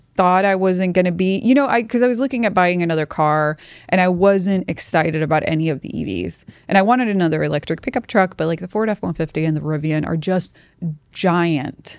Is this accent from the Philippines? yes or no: no; Sweden; moved away as an adult; I'm from Sweden